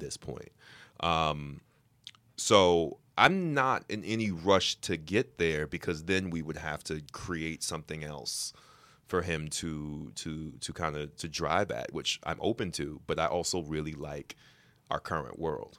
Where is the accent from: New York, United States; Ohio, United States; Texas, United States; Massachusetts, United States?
New York, United States; I'm a New Yorker